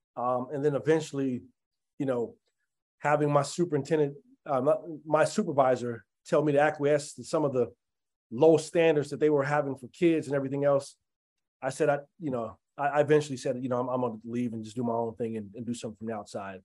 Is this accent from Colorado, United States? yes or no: yes; Denver, Colorado, United States; as a kid, when I was growing up in Five Points